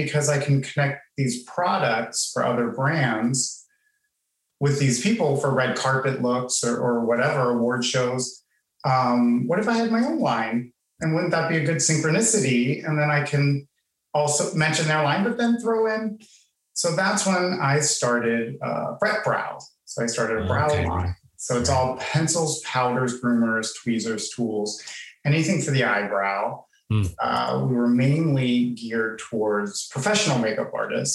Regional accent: Pittsburgh, Pennsylvania, United States; moved away; also born or lived in Miami; I'm from Pittsburgh

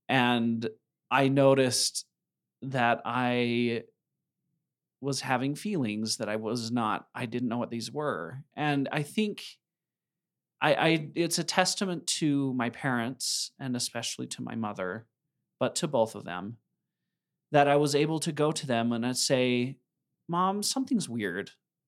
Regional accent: Idaho Falls, Idaho, United States; I was raised by farmers in Idaho Falls, just on the outskirts of Idaho Falls. It's in town now, but at the time it was a farming area

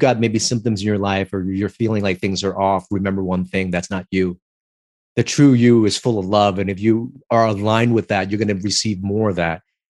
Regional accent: Los Angeles, California, United States; I grew up in Chinatown, LA, and I auditioned for the movie.

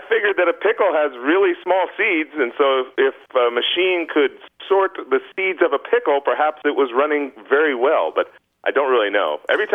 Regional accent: Indiana, United States; moved away as an adult; now in Tegucigalpa, Honduras; I'm originally from Indiana.

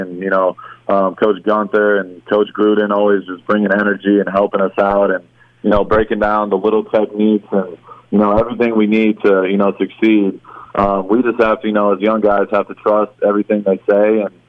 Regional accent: Michigan, United States; for me, I was coming from Michigan, so football's a little bit different in Michigan than it is in Texas.

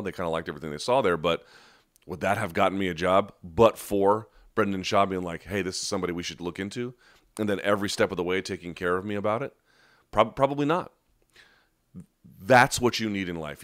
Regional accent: United States; an American who has ties to Beirut

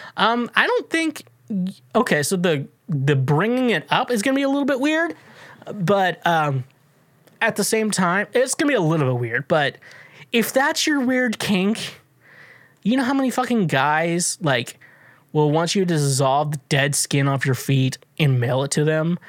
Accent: Kansas, United States; I grew up in Kansas

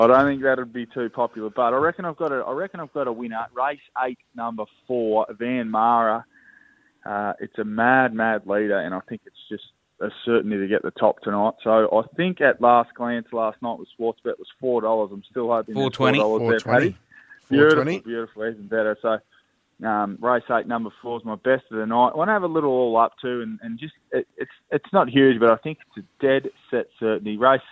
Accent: Geelong, Victoria, Australia; We're actually down here in my hometown but where I currently reside in Geelong

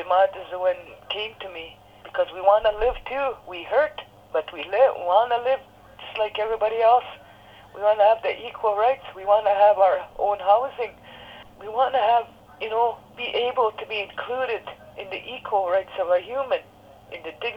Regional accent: Saugeen First Nation, northwestern Ontario, Canada; I'm from the Ojibwe Nation of Saugeen Indian Tribe, number 258 from the northwestern Ontario

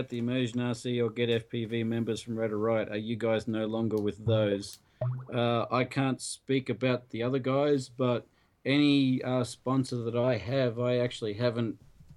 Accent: Australia; I'm Australian

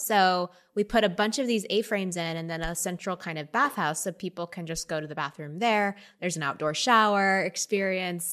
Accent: Texas, United States; also born or lived in Austin, Texas; now in Northern California, United States; I, I grew up in Texas where I was swimming every day

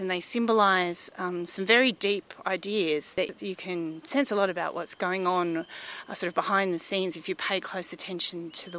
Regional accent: Queensland, Australia; born there; And I was born here in Australia. My mother is English. My father is from New Zealand.

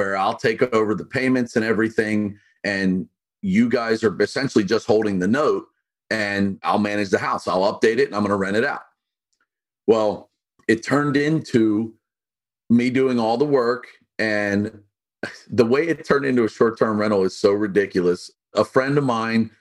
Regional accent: Pittsburgh, Pennsylvania, United States; now in Delaware, United States; I'm from Pittsburgh

